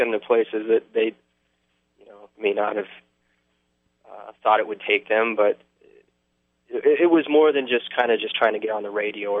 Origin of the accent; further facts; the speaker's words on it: South Dakota, United States; But plus, you know, I grew up in the upper Midwest, you know, I grew up in South